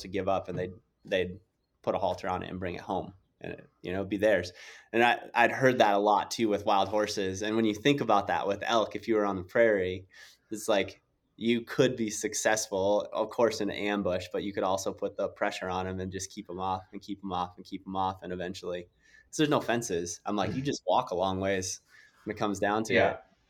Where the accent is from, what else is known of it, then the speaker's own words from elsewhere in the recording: South Dakota, United States; I grew up in South Dakota and some of my good friends had a ranch on the Pine Ridge Indian Reservation.